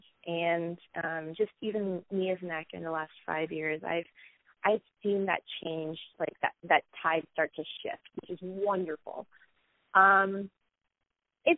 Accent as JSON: {"language": "English", "region": "a small town in Florida", "country": "United States", "tie": "born or raised there", "said": "my experience growing up in a small town in Florida"}